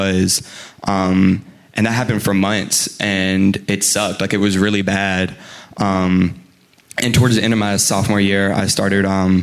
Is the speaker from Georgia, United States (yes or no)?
yes; Macon, Georgia, United States; also born or lived in Roswell, Georgia; Growing up in Macon, I'd been around the same people since elementary school all the way up to middle school